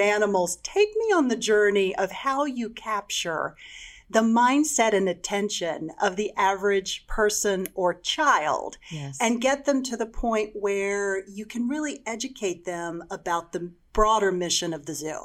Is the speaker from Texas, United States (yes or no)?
yes; Texas, United States; I'm from Texas